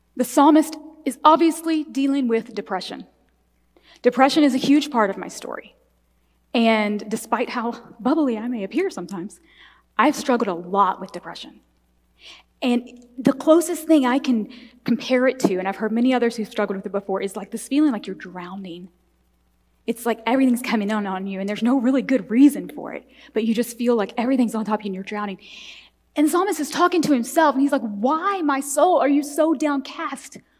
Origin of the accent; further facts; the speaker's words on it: the Bible Belt, Southern United States, United States; I was raised in the Bible Belt in a in very conservative Southern Baptist church